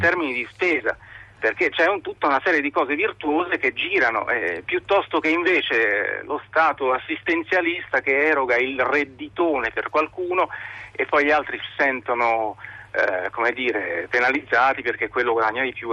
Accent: Italy; now in France

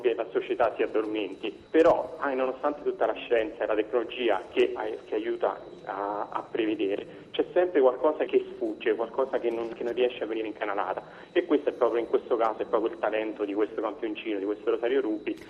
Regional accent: Cassino, Lazio, Italy; also born or lived in Lodi; now in Rome, Italy; Nato a Lodi, cresciuto a Cassino, ma romano di adozione.

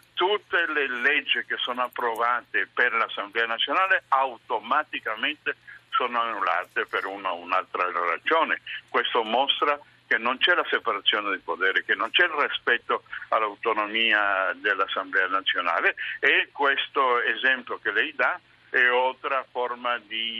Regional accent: Venezuela; Italian is a second language

